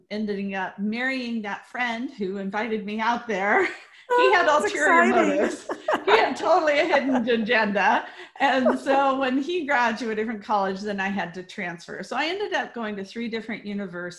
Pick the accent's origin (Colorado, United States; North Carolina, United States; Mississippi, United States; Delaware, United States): Colorado, United States; I grew up in Colorado